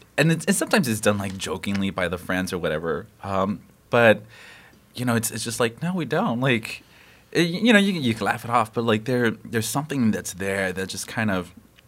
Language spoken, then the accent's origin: English; Los Angeles, California, United States; I was born and raised in Los Angeles, and so West Coast kid, right here, West Coast kid.